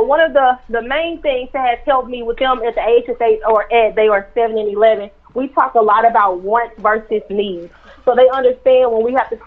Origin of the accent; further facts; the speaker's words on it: St. Louis, Missouri, United States; I'm from St. Louis, born and raised